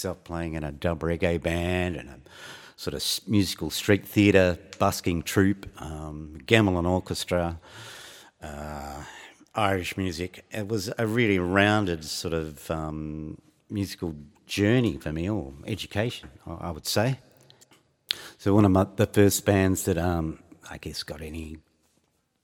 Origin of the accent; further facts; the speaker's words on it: Geelong, Victoria, Australia; now in Fremantle, Australia; I left my hometown of Geelong in the 80s